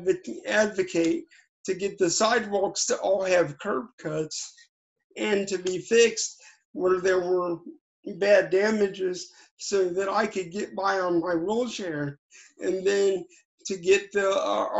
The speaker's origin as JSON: {"language": "English", "town": "Cincinnati", "region": "Ohio", "country": "United States", "tie": "born or raised there", "said": "I grew up in a little town in Cincinnati called Northside"}